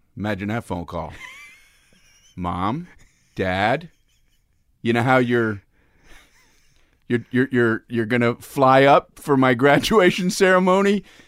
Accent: Miami, Florida, United States; I grew up in Miami, Florida

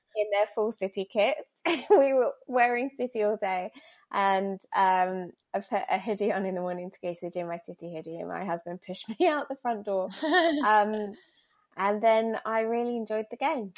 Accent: Essex, East of England, United Kingdom; I grew up in Essex as well

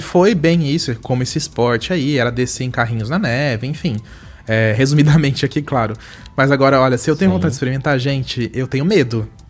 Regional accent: Brazil; nós brasileiros

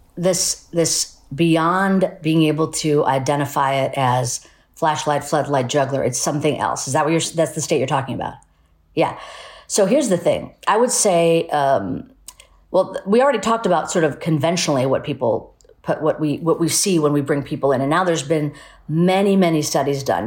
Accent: United States; also born or lived in Ahmedabad, India; pacifism and, and spirituality are sort of the, the foundation for my family life and, and even raised in, in the United States.

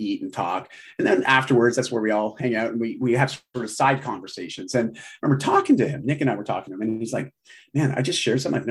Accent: Canada; also born or lived in Vancouver, Canada; I live in Vancouver, Canada. I'm Canadian.

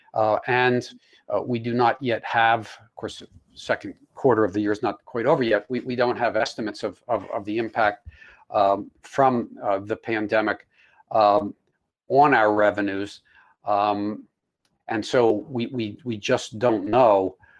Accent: United States; as an American

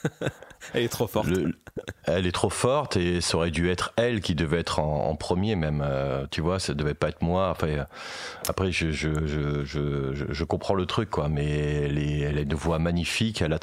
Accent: Meaux, Île-de-France, France; born there; euh, je, suis né à Meaux.

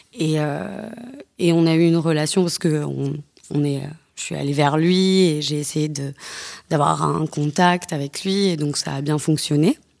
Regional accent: the South, France; Je ne viens pas de Paris, je viens du Sud.

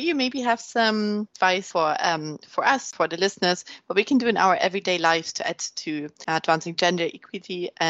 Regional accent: Germany; now in United Kingdom; I'm from Germany, so I've experienced the healthcare system there. And then moving to the UK

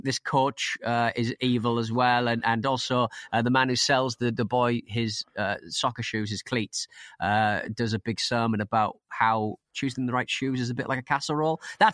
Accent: Scotland, United Kingdom; As a Scot, it makes me extremely angry as to how we were portrayed in this bargain bin rubbish.

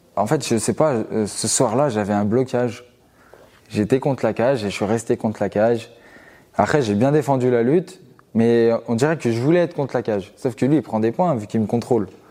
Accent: Givors, Auvergne-Rhône-Alpes, France; à Givor, c'est la ville où, où je vis actuellement et là où j'ai grandi. C'est à vingt kilomètres de Lyon

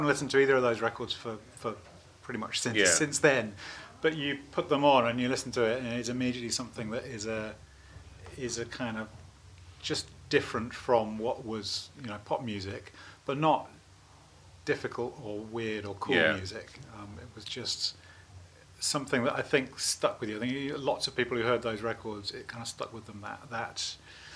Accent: Bristol, South West England, United Kingdom; moved away as an adult; also born or lived in Oxford; I was born in Oxford, but grew up in Bristol. So I spent most of my time in Bristol

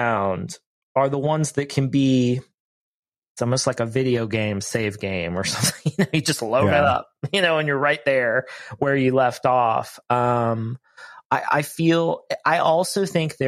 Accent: Ohio, United States; moved away; I grew up in Ohio, so I'm far from home

